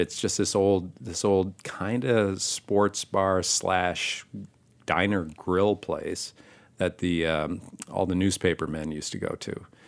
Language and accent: English; Michigan, United States; moved away as an adult; also born or lived in Ann Arbor, Michigan / Manhattan, New York; now in Brooklyn, United States; my dad was a, a, an owner of a restaurant and a saloon in my hometown in Michigan